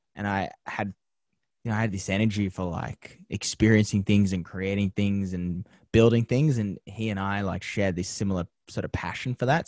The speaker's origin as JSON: {"language": "English", "town": "Penrith", "region": "New South Wales", "country": "Australia", "tie": "born or raised there", "moved": "as an adult", "lives_now": "Los Angeles, United States", "said": "growing up in Penrith"}